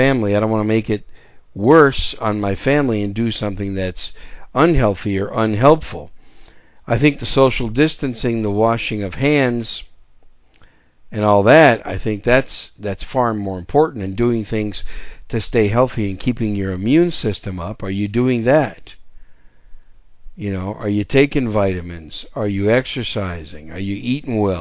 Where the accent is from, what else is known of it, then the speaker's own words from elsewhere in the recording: Wisconsin, United States; also born or lived in New York City; now in San Antonio, United States; I was born in New York City. And I was raised most of my young life in Wisconsin. That's why I call Wisconsin my home state